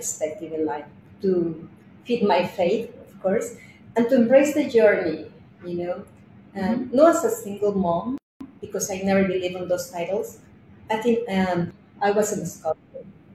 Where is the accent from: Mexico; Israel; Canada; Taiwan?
Mexico; Mexico City; moved away as an adult; also born or lived in France / Italy / Fort Worth, Texas; now in United States; I am from Mexico City, although I have lived in different countries like France, Italy